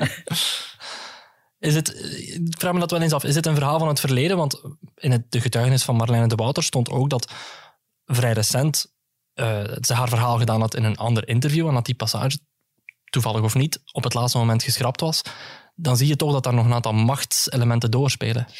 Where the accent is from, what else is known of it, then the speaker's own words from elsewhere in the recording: Greece; ik als Grieken